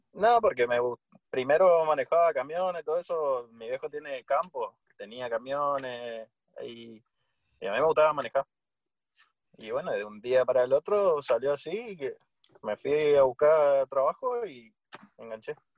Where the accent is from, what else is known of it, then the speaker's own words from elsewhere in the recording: Saladas, Corrientes, Argentina; now in Resistencia, Argentina; Yo soy de Corrientes, del interior de Corrientes, eh, un pueblito que se llama Saladas